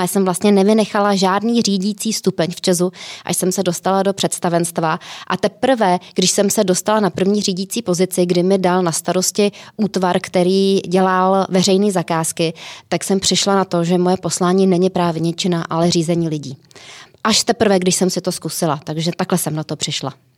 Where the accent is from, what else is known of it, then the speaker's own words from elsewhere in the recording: Plzeň, Plzeň Region, Czechia; moved away as an adult; also born or lived in Prague; já jsem byla z Plzně, e, šla jsem do Prahy